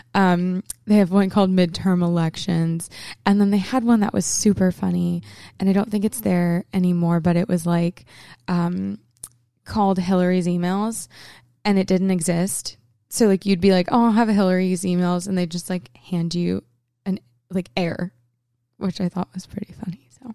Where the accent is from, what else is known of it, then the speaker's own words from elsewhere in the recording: Portland, Maine, United States; moved away; Portland, my hometown